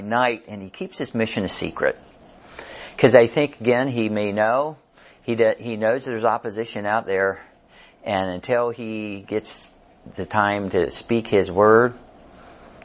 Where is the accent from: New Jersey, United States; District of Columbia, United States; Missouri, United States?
Missouri, United States; Kansas City; Carrie and I, we grew up over in Kansas City, south side of Kansas City